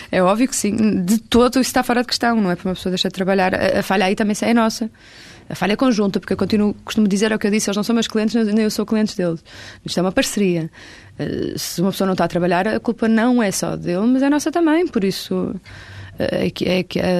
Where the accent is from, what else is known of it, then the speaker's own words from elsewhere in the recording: Porto, Norte, Portugal; born there; Porque eu, eu, nasci no Porto